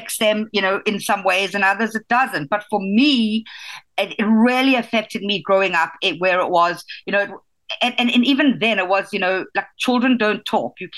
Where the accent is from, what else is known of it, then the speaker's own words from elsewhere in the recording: South Africa; moved away as an adult; growing up in South Africa. I grew up in a very chauvinistic community and society